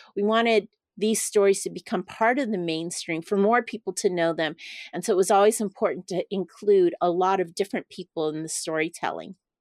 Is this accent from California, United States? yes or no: yes; Los Angeles, California, United States; I grew up in Chinatown, Los Angeles